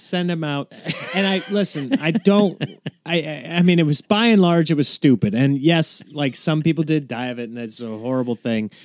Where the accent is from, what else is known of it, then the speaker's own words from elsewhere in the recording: Nebraska, United States; now in Los Angeles, United States; I grew up in Nebraska